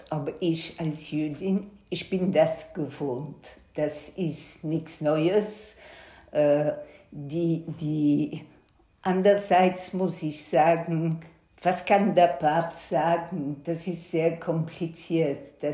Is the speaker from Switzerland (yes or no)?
no; Antwerp, Flanders, Belgium; ich bin in Belgien geboren, in 1955, äh, habe eine jüdische Schule in Antwerpen besucht und habe als Kind immer die Polizei vor meiner Schule gestehen.